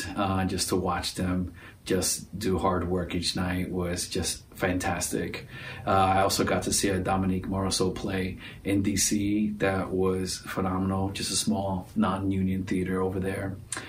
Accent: New York, United States; now in Los Angeles, United States; As a New Yorker

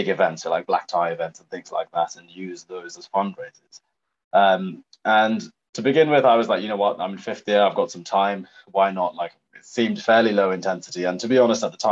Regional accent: Norfolk, East of England, United Kingdom; moved away as an adult; also born or lived in Sri Lanka; now in London, United Kingdom; I grew up in Norfolk

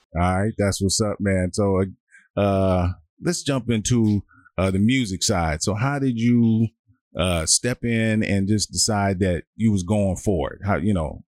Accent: Washington, District of Columbia, United States; I grew up on Stanton Road

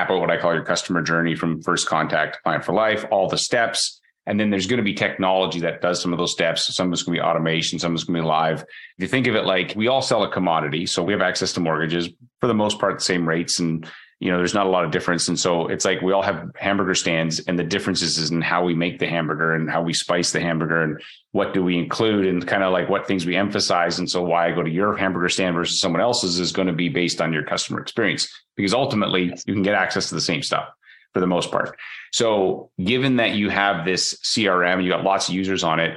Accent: Canada; as a Canadian

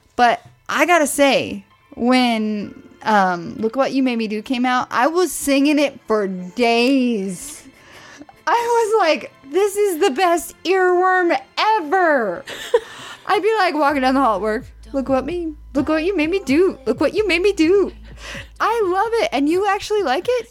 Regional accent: Midwest, United States; I'm from the Midwest

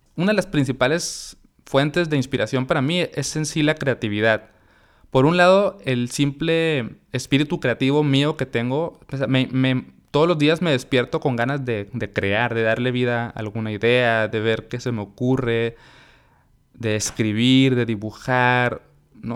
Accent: Mexicali, Baja California, Mexico; moved away as an adult; now in Monterrey, Mexico; yo soy de Mexicali, mi esposa es de Monterrey y yo me vine a vivir acá para, estar con ella

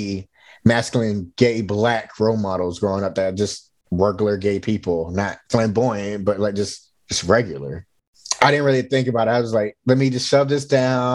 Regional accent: Georgia, United States; now in Alameda, United States; I'm originally from Georgia

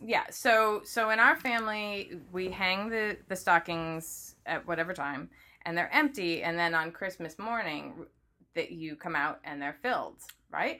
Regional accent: Midwest, United States; I grew up in the Midwest

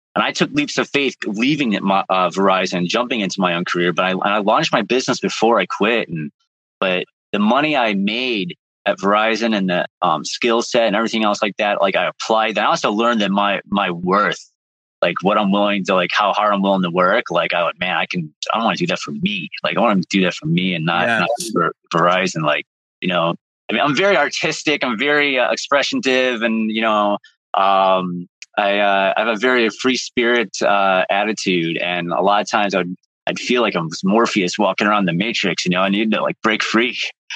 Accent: Chicago, Illinois, United States; moved away as an adult; also born or lived in Midwest; now in New England, United States; I was born on the south side of Chicago

